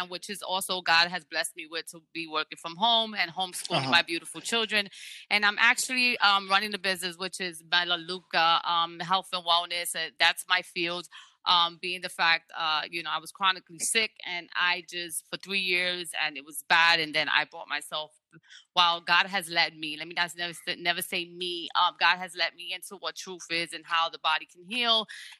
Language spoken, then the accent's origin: English; New York City, New York, United States; moved away as an adult; also born or lived in Bronx; now in Staten Island, United States; I was born and raised in Brooklyn, Bushwick. I lived in Brooklyn, Bushwick for about 36 years of my life